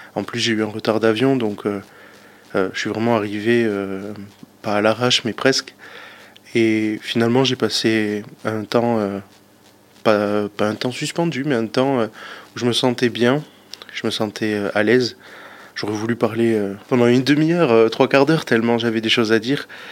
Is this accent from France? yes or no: yes; Pau, Nouvelle-Aquitaine, France; j'ai 27 ans, je suis de Pau